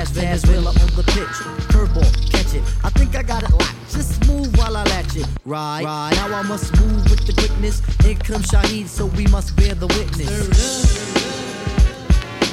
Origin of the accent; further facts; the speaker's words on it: Portland, Oregon, United States; I was raised in Portland, Oregon